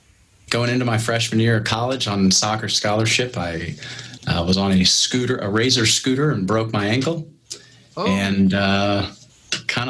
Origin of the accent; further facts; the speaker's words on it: Alexandria, Indiana, United States; I'm Central Indiana, born and raised. Alexandria, Indiana is where I was.